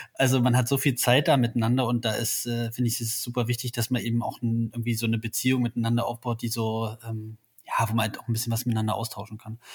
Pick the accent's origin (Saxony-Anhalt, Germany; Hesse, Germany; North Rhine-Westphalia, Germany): Saxony-Anhalt, Germany; Halle; also born or lived in Berlin; now in Leipzig, Germany; bin gebürtig aus Halle